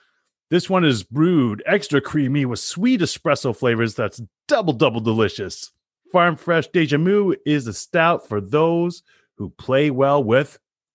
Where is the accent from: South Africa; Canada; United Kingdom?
Canada; accent: Canadian; I know that was my Canadian accent.